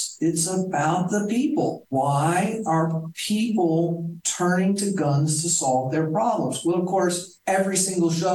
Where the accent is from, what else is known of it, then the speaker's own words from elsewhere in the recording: Texas, United States; I did grow up with guns. I'm from Texas